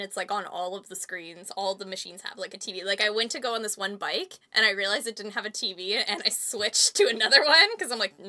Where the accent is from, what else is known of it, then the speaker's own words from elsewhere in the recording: Canada; they recognize I'm Canadian.